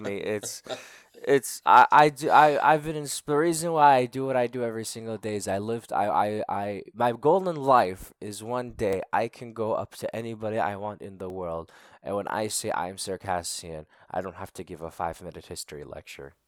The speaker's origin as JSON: {"language": "English", "country": "United States", "tie": "born or raised there", "accent": "American", "said": "born and raised in the United States"}